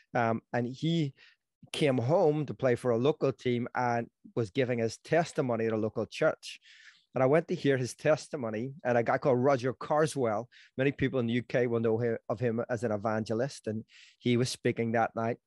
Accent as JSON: {"language": "English", "town": "Belfast", "region": "Northern Ireland", "country": "United Kingdom", "said": "I'm from Belfast, if someone hasn't figured that out, and, um, in Northern Ireland"}